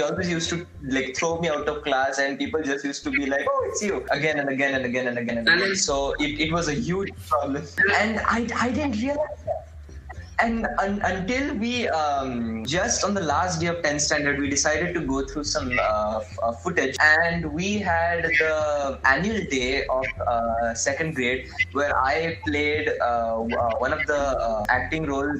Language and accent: English; India; also born or lived in United States; I moved here from the United States at the age of six, I think, around the age of six. And I joined the second grade here in India in a CBSE school.